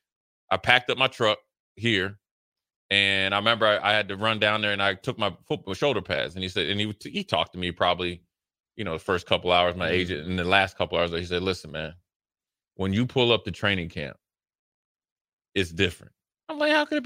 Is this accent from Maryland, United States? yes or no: yes; Frederick, Maryland, United States; moved away as an adult; also born or lived in Nebraska; we grew up playing AAU basketball against each other. I'm from Frederick, Maryland.